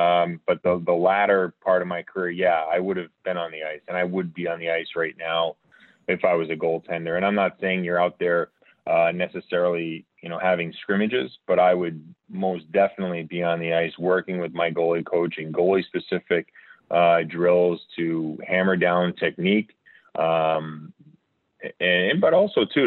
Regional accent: Rhode Island, United States; also born or lived in Philadelphia; I'm from Rhode Island

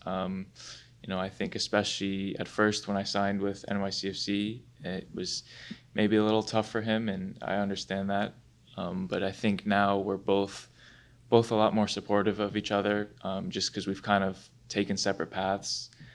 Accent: Rye, New York, United States; I'm from Rye, which is in, in Westchester County, and I've lived there my whole life.

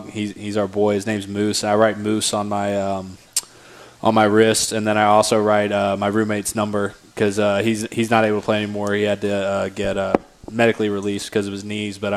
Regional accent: the Carolinas, United States; I grew up in the Carolinas.

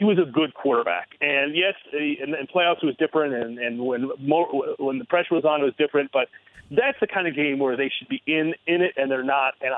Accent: Ann Arbor, Michigan, United States; moved away; I was born and raised in Ann Arbor

